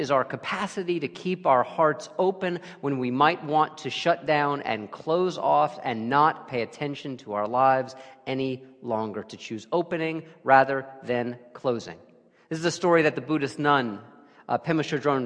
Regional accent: New York City, New York, United States; moved away; also born or lived in Cape Cod / New Haven; my native New York City

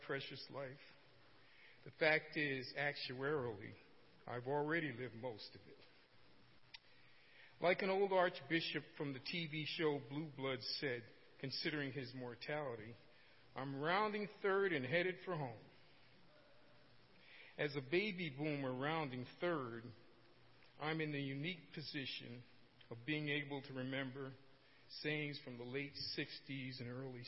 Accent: Norwalk, Connecticut, United States; also born or lived in New Rochelle, New York; I was born on November 26, 1946, in New Rochelle, New York. I grew up in Norwalk, Connecticut, a small city located on Long Island Sound

